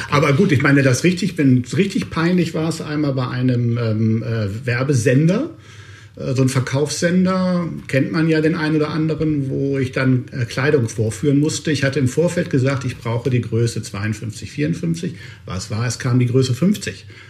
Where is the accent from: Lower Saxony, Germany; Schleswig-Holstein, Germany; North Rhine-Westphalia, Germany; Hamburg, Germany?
Lower Saxony, Germany; Hanover; now in Cologne, Germany; ich bin Hannoveraner, ich bin dröger Norddeutscher quasi